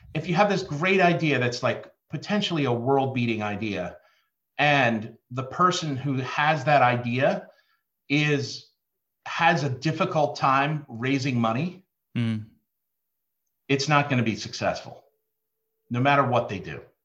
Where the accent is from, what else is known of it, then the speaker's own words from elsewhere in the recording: New Jersey, United States; now in Baltimore, United States; I'm a kid from Jersey, living in Baltimore